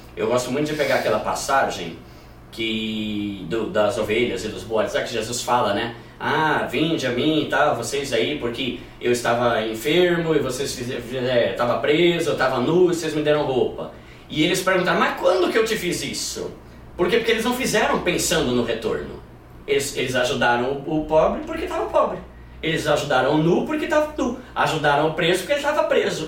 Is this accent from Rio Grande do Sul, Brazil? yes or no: no; São Paulo, Brazil; moved away as an adult; now in Osasco, Brazil; eu sou de São Paulo, mas moro em Osasco